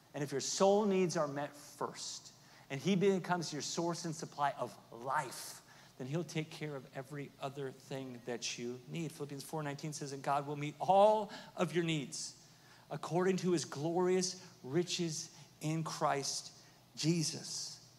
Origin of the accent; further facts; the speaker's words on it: Oklahoma, United States; I'm from Oklahoma, so there's a little little roughneck in me